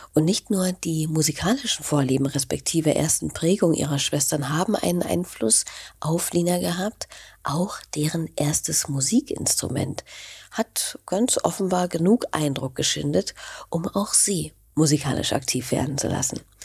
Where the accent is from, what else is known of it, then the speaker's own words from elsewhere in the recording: Berlin, Germany; Als Berlinerin